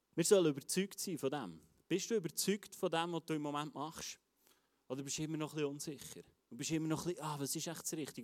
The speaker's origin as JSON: {"language": "German", "country": "Switzerland", "said": "als Schweizer"}